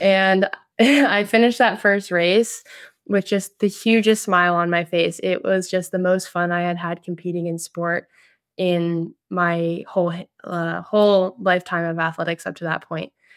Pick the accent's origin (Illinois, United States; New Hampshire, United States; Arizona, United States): New Hampshire, United States; Jackson; Jackson Nordic Center, which is my hometown Nordic Center